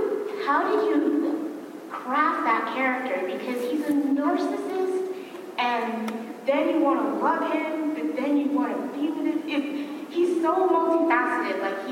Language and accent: English; Alexandria, Virginia, United States; I'm from Alexandria, Virginia.